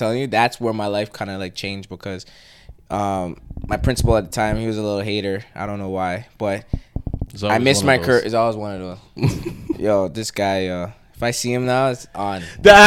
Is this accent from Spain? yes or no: no; Canada; born or raised there; also born or lived in Trinidad and Tobago